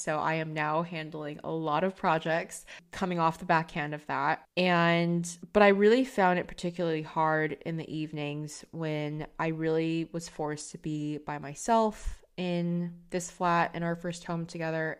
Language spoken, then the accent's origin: English; United States; now in London, United Kingdom; me as an American working in London